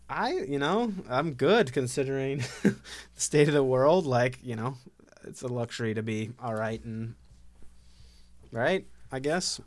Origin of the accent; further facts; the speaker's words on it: Ohio, United States; I grew up in Ohio